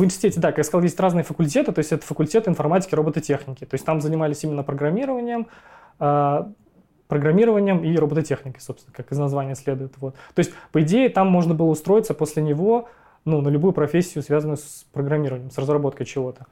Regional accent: Ufa, Bashkortostan, Russia; я родился в городе Уфа, в России

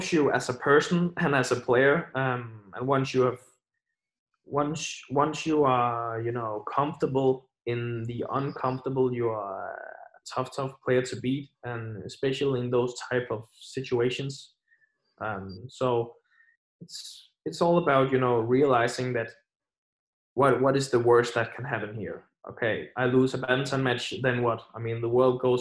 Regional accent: Aarhus, Central Denmark Region, Denmark; my hometown Aarhus

